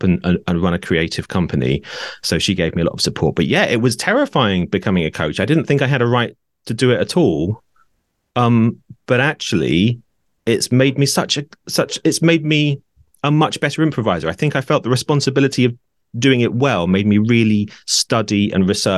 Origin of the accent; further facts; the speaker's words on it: Norwich, East of England, United Kingdom; moved away as an adult; also born or lived in Brighton; moved back to my hometown of Norwich